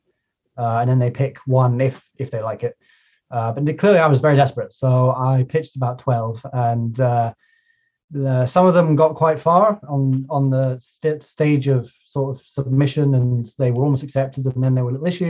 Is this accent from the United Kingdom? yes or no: yes; Highlands of Scotland, United Kingdom; I live in the rural Highlands of Scotland